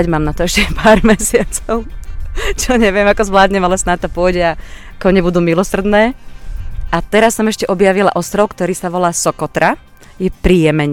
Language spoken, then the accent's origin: Slovak; Banská Bystrica, Banská Bystrica Region, Slovakia; mám v Bystrici rodinu, tak sa sem rada vraciam. Narodila som sa na Uhlisku a potom som žila celé moje detstvo na Fončorde, čo je úplne nádherná štvrť.